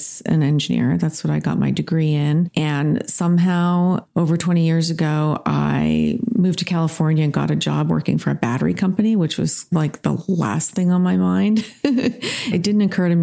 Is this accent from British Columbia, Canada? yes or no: no; Toronto, Ontario, Canada; now in Rough and Ready, United States; I grew up in Toronto, and I feel like I grew up in the best place on the planet at the time